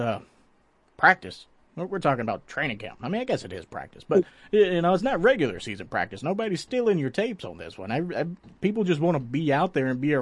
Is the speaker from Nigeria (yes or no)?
no; Tennessee, United States; now in Tampa, United States; I grew up in Tennessee